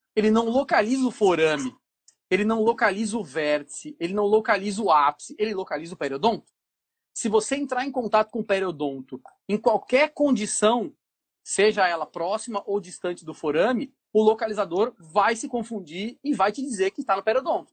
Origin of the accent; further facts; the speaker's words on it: São Paulo, Brazil; moved away as an adult; now in Ceará, Brazil; eu sou é, morador do Ceará já há quase 20 anos, né? mas sou paulista, da capital de São Paulo